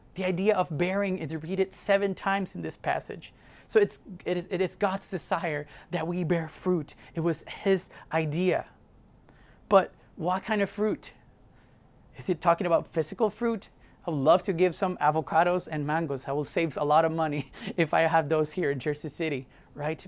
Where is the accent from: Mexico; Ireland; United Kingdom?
Mexico; moved away; I grew up in Mexico